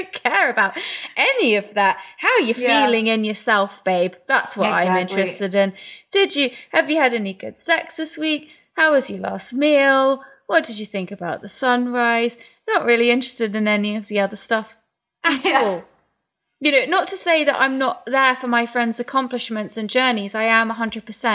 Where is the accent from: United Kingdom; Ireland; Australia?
United Kingdom; England; as an English person